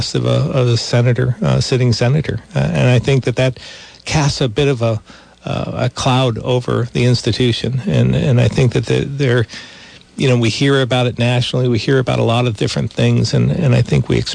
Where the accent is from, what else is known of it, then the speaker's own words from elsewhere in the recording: Vermont, United States; I grew up in Vermont